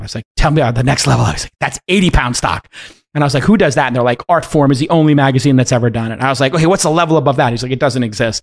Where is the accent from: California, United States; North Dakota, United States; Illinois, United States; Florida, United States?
California, United States; East Palo Alto; I'm from the one that has east in it.